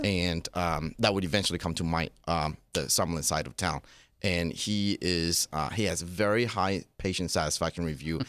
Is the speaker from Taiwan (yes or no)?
yes; Taiwan; now in Las Vegas, United States; I was born and raised in Taiwan